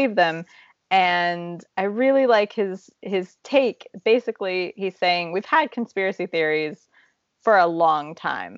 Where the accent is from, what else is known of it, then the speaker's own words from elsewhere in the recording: Midwest, United States; moved away as an adult; now in Czech Republic; We grew up in the Midwest